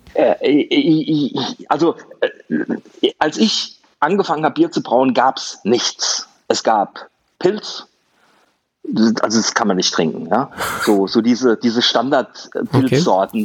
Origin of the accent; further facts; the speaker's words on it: Germany; also born or lived in Wiesbaden; Bei uns in Deutschland